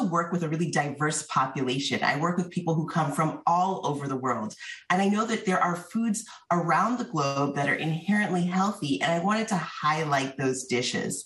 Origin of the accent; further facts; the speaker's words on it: Northeast, United States; I was born in the Northeast.